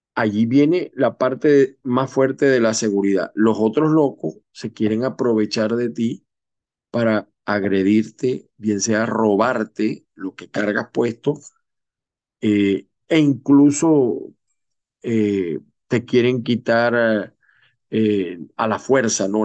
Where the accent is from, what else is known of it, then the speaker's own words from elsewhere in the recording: Venezuela; moved away; como buen venezolano